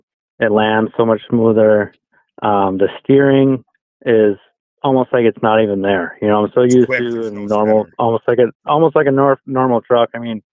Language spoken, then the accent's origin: English; Crandon, Wisconsin, United States; Antigo is definitely closer to hometown, I guess, and closer to home, but Crandon is definitely my hometown track.